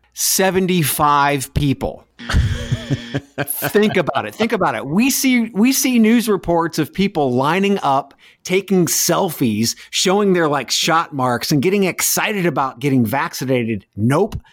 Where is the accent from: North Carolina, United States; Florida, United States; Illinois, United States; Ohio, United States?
Ohio, United States; North Central; moved away; an old high school buddy who works, uh, security in a hospital where we grew up in North Central Ohio